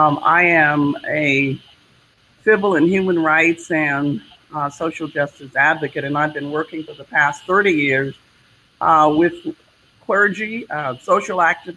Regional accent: Oakland, California, United States; I was from California, from Oakland

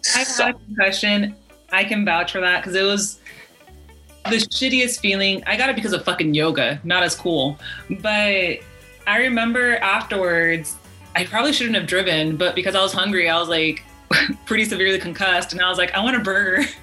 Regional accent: United States; we are American

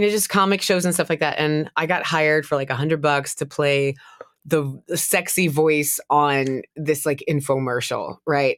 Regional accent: the South, United States; I'm from the South

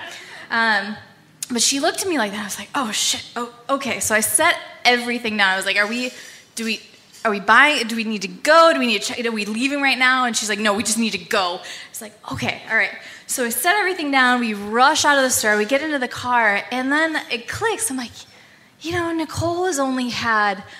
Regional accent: United States; we're from the State Line

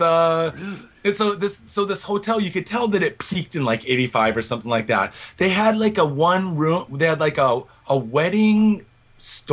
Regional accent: Washington, United States; now in Japan; I'm from Washington State

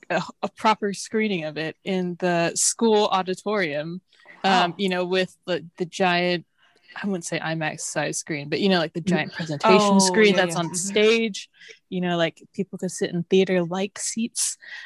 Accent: United Kingdom; Oh, they know I'm British through and through.

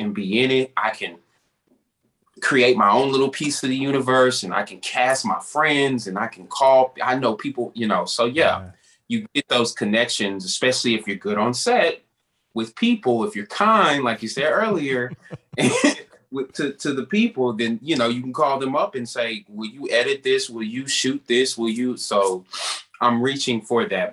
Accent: Dallas, Texas, United States; my hometown of Dallas

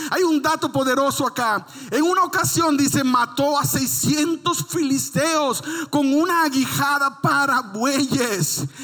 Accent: Dominican Republic; moved away; En mi país no había nieve, solo había lodo

